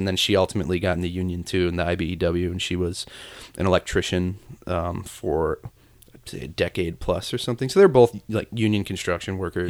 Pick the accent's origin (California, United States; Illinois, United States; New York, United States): Illinois, United States; Chicago; I'm from the south side of the city, a neighborhood called Mount Greenwood